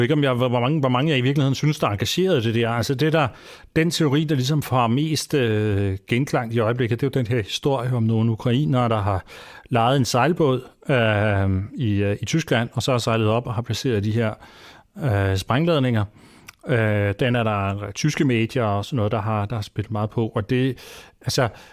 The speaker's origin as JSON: {"language": "Danish", "country": "Denmark", "said": "vi som danskere"}